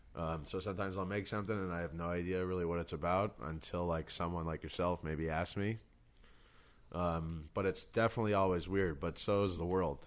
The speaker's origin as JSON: {"language": "English", "region": "New York", "country": "United States", "tie": "born or raised there", "said": "growing up in New York"}